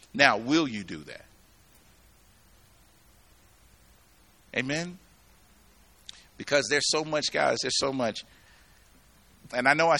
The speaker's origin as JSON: {"language": "English", "region": "the South", "country": "United States", "tie": "born or raised there", "moved": "yes", "lives_now": "Colorado, United States", "said": "I grew up in the South"}